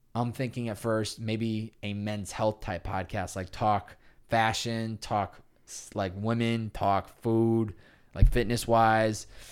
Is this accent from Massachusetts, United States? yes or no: yes; Chicopee, Massachusetts, United States; moved away as an adult; also born or lived in Boston, Massachusetts; I grew up in Chicopee, Massachusetts, about an hour and a half west of, uh, of Boston.